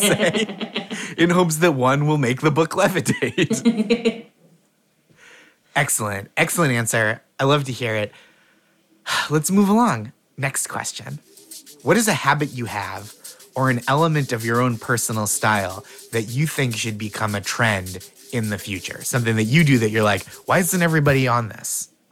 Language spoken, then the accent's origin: English; Boston, Massachusetts, United States; I'm from from around Boston